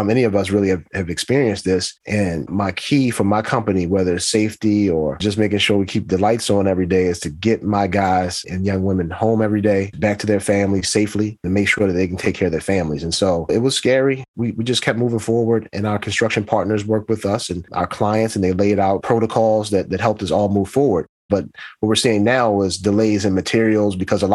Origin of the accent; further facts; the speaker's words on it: Baltimore, Maryland, United States; I grew up in Baltimore, grew up in the 70s